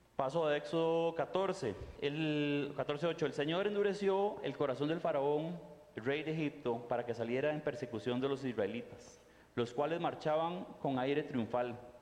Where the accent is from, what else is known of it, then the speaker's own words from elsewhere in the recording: Costa Rica; moved away as an adult; also born or lived in Rio de Janeiro, Brazil; yo soy tico